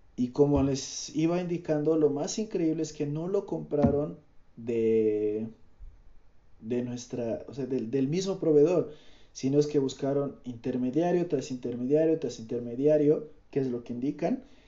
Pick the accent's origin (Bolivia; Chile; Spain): Bolivia; Cochabamba; soy de Bolivia, soy de Cochabamba, vivo en Cochabamba